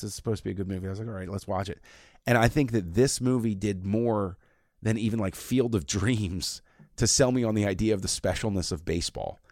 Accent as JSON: {"language": "English", "area": "between Washington DC and Baltimore", "region": "Maryland", "country": "United States", "tie": "born or raised there", "said": "I was growing up in that area, and I was halfway between D C and Baltimore."}